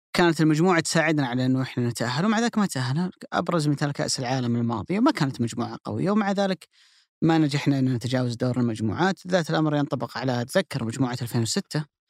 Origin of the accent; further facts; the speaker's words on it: Saudi Arabia; كلنا كسعوديين